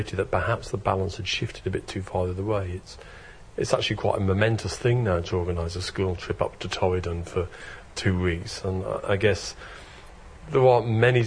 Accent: Birmingham, West Midlands, United Kingdom; I come from Birmingham

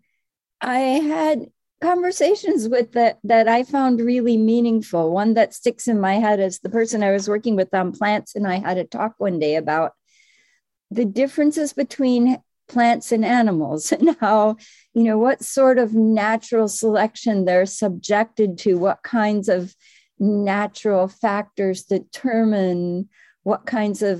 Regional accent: Midwest, United States; moved away as an adult; also born or lived in Cambridge, Massachusetts / Madison, Wisconsin; now in Connecticut, United States; I was from the Midwest

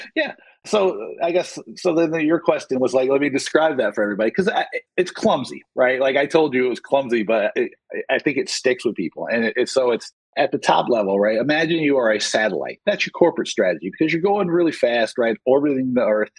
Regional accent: rural Georgia, United States; moved away; I grew up in the South in, in rural, rural Georgia.

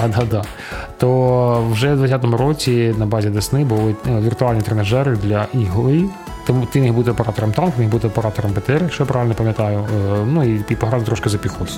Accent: Chernihiv, Chernihiv Oblast, Ukraine; мого рідного міста Чернігів

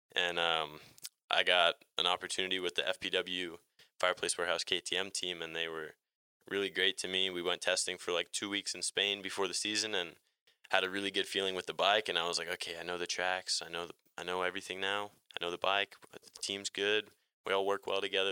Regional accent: New Jersey, United States; I'm in Atlanta right now and, and I'm from New Jersey

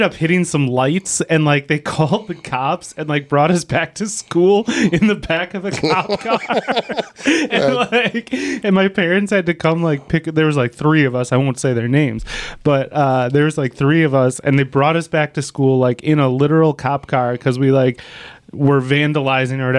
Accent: De Pere, Wisconsin, United States; accent: Wisconsin; I grew up in De Pere, and we took a field trip to Bay Beach

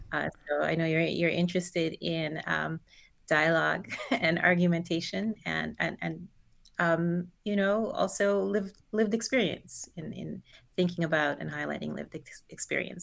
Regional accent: New Jersey, United States; born or raised there; also born or lived in Guyana

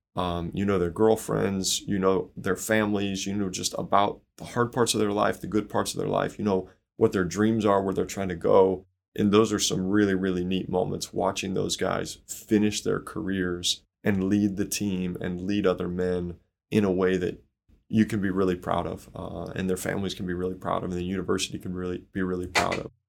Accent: Chicago, Illinois, United States; now in Indiana, United States; I grew up in Chicago, so definitely a Bears fan

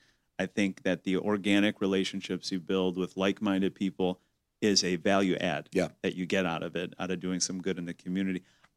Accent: Detroit, Michigan, United States; I'm from Detroit.

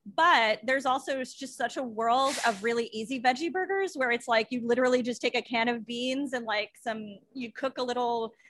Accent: Long Island, New York, United States; my hometown where I grew up on Long Island.

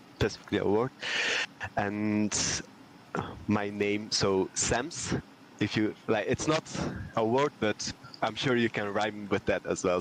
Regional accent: Belgium; I'm from Belgium

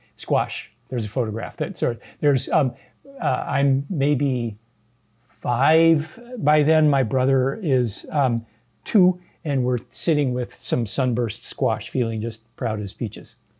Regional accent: Southern California, United States; moved away as an adult; now in Sacramento, United States; I am a California native. Uh, my father was born here. My mom came here from Minnesota when she was three. I grew up in Southern California

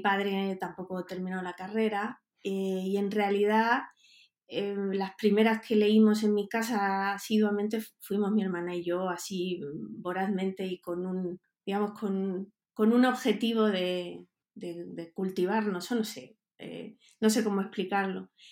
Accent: Huelva, Andalusia, Spain; moved away as an adult; also born or lived in Mexico; yo soy de Huelva, de Andalucía

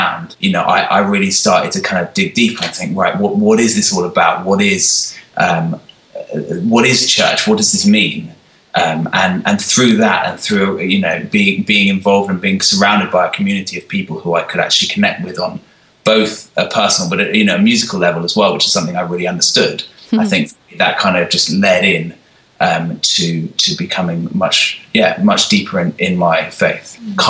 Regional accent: Sweden; I grew up in the church. In fact, the church that we're now employed by, because I grew up here in Sweden.

